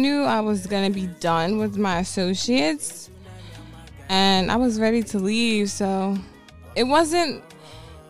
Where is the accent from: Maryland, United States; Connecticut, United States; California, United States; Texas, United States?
Maryland, United States; Baltimore; I'm from over east down the hill, but I was raised in the creek. I was raised in Woodlawn